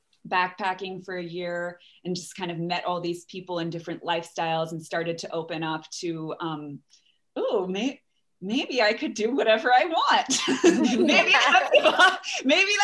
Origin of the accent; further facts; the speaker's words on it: Bethesda, Maryland, United States; also born or lived in New Orleans, Louisiana; now in Seattle, United States; I grew up right by Glen Echo.